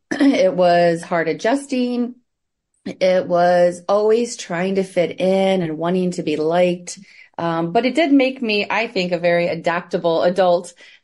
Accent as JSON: {"language": "English", "region": "Midwest", "country": "United States", "tie": "born or raised there", "also_born_or_lived": "Indiana / Michigan / Connecticut", "lives_now": "Columbus, United States", "said": "I was raised in the Midwest, United States, so I currently live in Columbus, Ohio. But I've been all around, you know, Ohio, Indiana, Michigan, even Connecticut."}